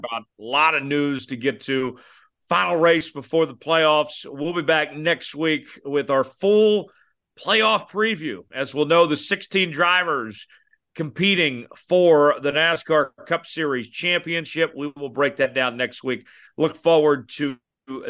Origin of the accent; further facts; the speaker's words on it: Broken Arrow, Oklahoma, United States; my hometown of Broken Arrow outside of Tulsa